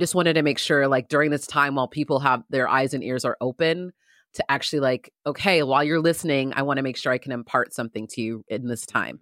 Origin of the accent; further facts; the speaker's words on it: San Diego, California, United States; I grew up in San Diego